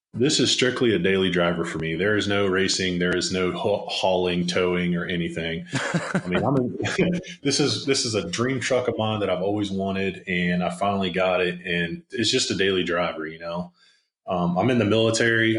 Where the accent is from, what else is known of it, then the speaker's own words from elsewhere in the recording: Maryland, United States; I grew up on the East Coast in Maryland